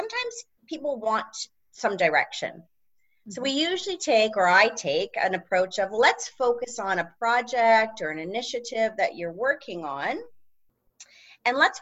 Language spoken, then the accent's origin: English; Georgetown, Ontario, Canada; also born or lived in Waterloo, Ontario / Toronto; I grew up in Georgetown, Ontario, which is just northwest of the Toronto airport, a small town